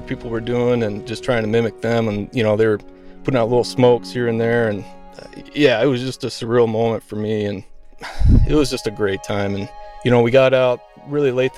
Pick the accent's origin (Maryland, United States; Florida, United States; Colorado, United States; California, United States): Colorado, United States; moved away as an adult; also born or lived in Minnesota; now in Alaska, United States; As a young kid, I grew up in Colorado